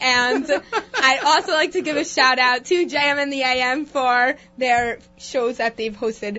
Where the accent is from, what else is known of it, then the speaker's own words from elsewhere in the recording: New York City, New York, United States; I'm from Riverdale, New York.